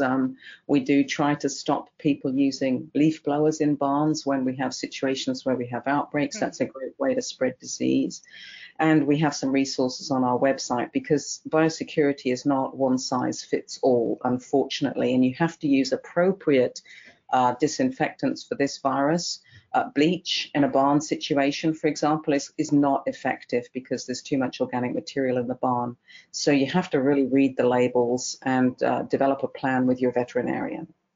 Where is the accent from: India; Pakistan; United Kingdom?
United Kingdom; England; accent: English; moved away as an adult; also born or lived in Newmarket, England / Colorado, United States; now in Kentucky, United States; as you can tell from my accent, I'm originally English, went through vet school in England